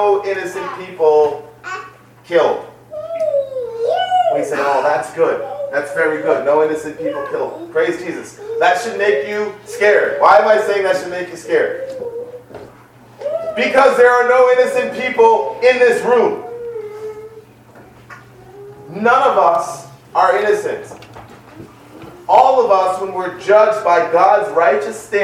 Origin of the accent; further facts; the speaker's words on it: New York City, New York, United States; I grew up in the Bronx